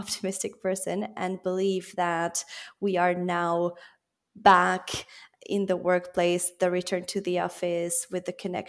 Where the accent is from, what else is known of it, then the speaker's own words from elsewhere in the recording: Belgium; also born or lived in Switzerland / France / Italy; now in United Kingdom; So I was born in Geneva to Argentine parents who have Italian roots. I was therefore raised in a multicultural environment. I then grew up in Belgium, studied in France and Italy, and worked in Latin America.